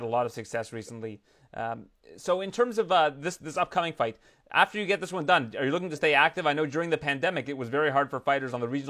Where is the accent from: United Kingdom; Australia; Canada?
Canada; as a Canadian